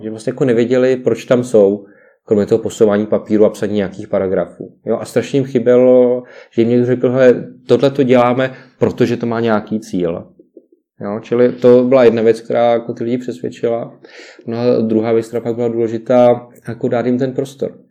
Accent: Czechia; my jako Češi

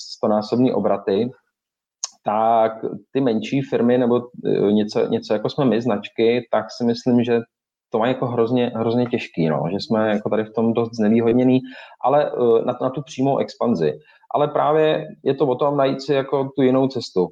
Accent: Czechia; samozřejmě jsme Češi

